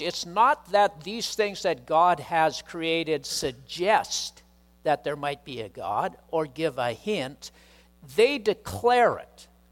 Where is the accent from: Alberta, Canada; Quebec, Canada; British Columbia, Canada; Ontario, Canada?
British Columbia, Canada; Chilliwack; growing up in Chilliwack